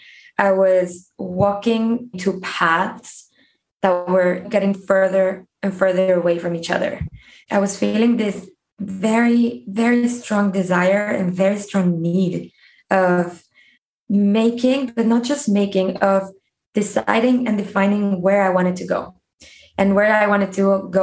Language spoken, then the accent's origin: English; Mexico; also born or lived in United States / South Korea; I was born and raised in Mexico in a fully Mexican family